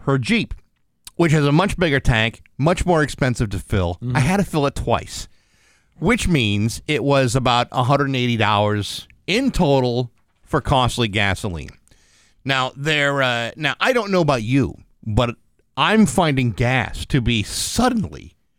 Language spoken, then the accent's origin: English; Rehoboth, Massachusetts, United States; in Rehoboth, my hometown.